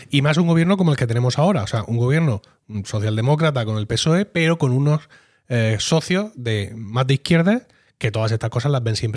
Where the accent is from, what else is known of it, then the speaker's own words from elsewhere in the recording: Spain; Porque como, española